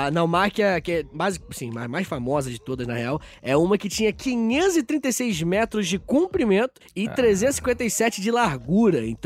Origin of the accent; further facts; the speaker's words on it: Angra dos Reis, Rio de Janeiro, Brazil; moved away; eu sou de Angra, né? Aliás, ah, era, né?